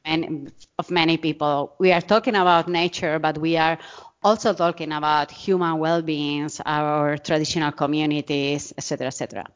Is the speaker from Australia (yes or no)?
no; Murcia, Region of Murcia, Spain; English is a second language; moved away as an adult; also born or lived in Arizona, United States / New York City, United States; now in Zaragoza, Spain; I'm from Murcia. This is in the southeast of, uh, of Spain